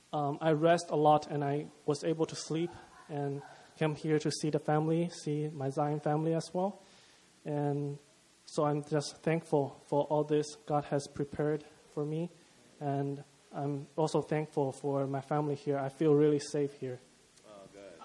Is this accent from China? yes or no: yes; China; moved away as an adult; from China.